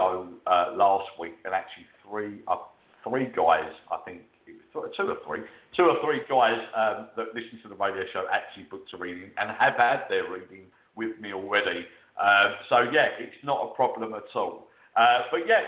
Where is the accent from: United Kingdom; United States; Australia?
United Kingdom; accent: posh UK; my posh UK accent